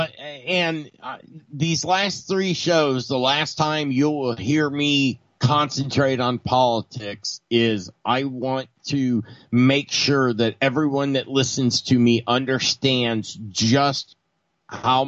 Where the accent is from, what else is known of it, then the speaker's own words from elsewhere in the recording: United States; I'm an American